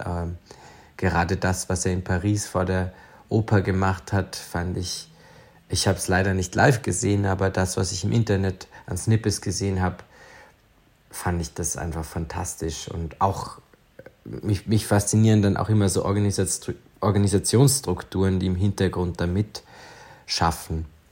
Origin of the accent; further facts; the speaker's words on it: Feldkirch, Vorarlberg, Austria; also born or lived in Lustenau / Liechtenstein; Aufgewachsen bin ich in Feldkirch